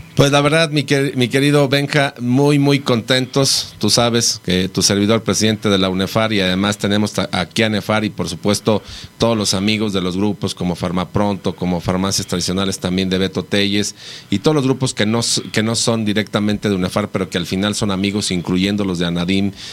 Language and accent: Spanish; Mexico; cada día somos más mexicanos